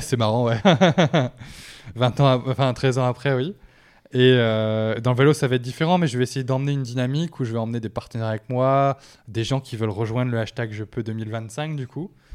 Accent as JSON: {"language": "French", "area": "the Nord", "region": "Hauts-de-France", "country": "France", "said": "C'est chez moi"}